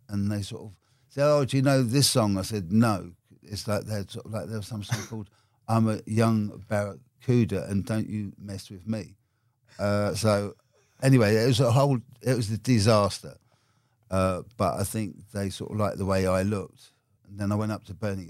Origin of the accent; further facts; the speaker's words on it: London, United Kingdom; I grew up in Brixton and Labrador Grove